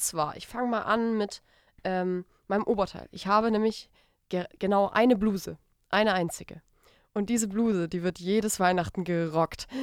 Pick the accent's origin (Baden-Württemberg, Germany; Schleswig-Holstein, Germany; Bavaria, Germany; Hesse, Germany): Baden-Württemberg, Germany; Stuttgart area; ich komme ich komm ja aus, äh, aus der Richtung von Stuttgart